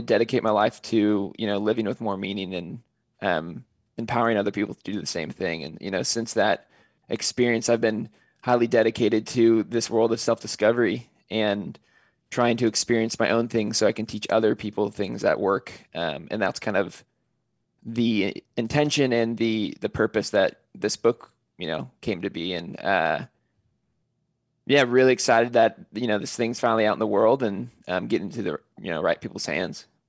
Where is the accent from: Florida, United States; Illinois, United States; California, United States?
California, United States; I'm originally from California